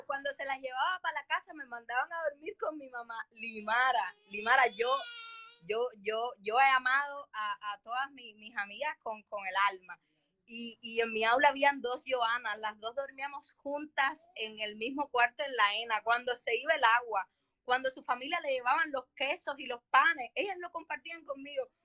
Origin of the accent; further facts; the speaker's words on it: Havana, Cuba; also born or lived in Peru; yo nací en Jesús María y mi madre es una guajira de Pinar de Río